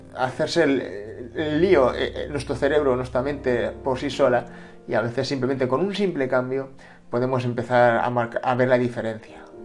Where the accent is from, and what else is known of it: Spain